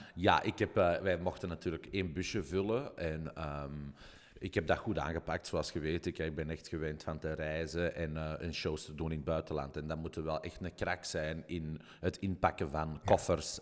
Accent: Belgium; ik uit België kom

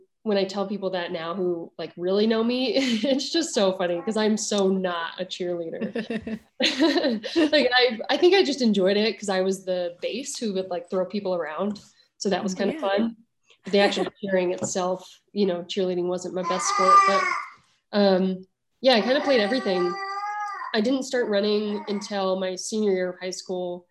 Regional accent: Oregon, United States; now in Boulder, United States; I'm from Oregon. My family lives there

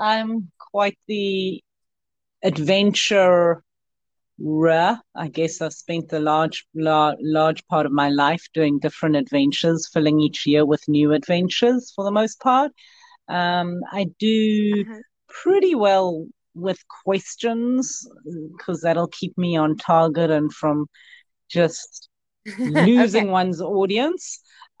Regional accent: South Africa; now in Yuba City, United States; Africa, and I came to Yuba City in 2003 because I knew the US was a playground.

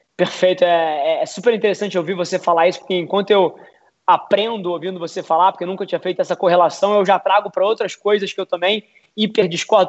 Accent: Rio de Janeiro, Brazil; eu sou carioca, 29 anos

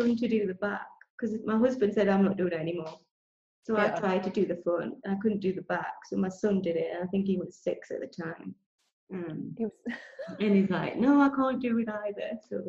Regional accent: England, United Kingdom; now in Spain; I stand out anyway because I'm English

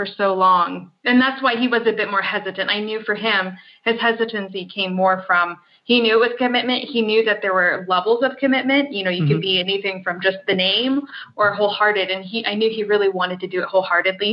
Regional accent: United States; I'm from the United States.

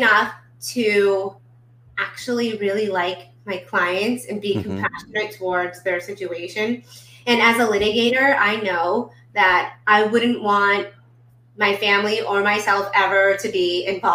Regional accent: Irvine, California, United States; I grew up in Irvine. I went to elementary, middle, and high school here.

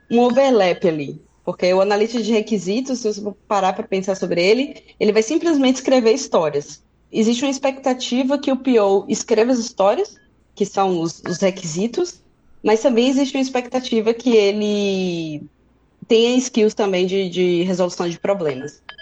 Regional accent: Feira de Santana, Bahia, Brazil; now in Berlin, Germany; eu moro aqui em Berlim já tem um pouco mais de um ano, mas eu sou do interior da Bahia, de Feira de Santana.

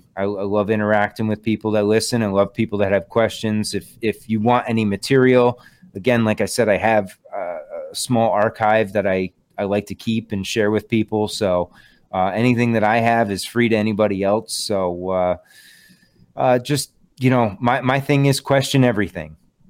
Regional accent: Connecticut, United States; now in Western Massachusetts, United States; I'm in Western Mass. I'm from Western Connecticut originally.

